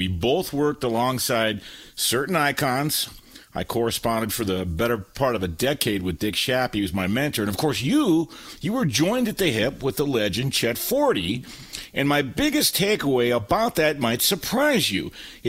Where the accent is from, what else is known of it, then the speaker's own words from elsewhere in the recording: California, United States; also born or lived in Detroit, Michigan, United States; now in Novi, United States; Well, I'd say Southern California because that's where I matriculated, as Hank Stram would say. But I was born in Detroit, Michigan.